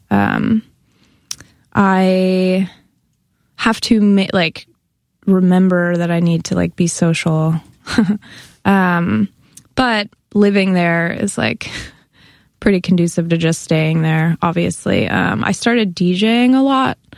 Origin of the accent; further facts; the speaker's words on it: Bay Area, near Berkeley, California, United States; moved away as an adult; also born or lived in Santa Cruz, California; now in New York, United States; I'm from the Bay Area. I'm from a suburb near Berkeley, California